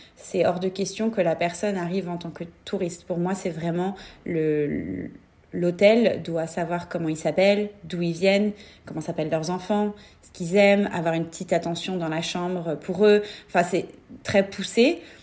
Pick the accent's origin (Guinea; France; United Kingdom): France; moved away as an adult; now in New York, United States; en tant que Français